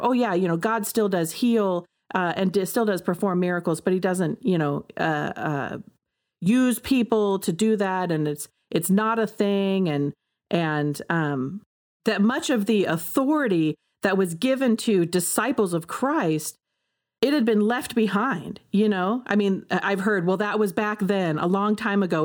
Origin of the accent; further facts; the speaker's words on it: United States; I am an American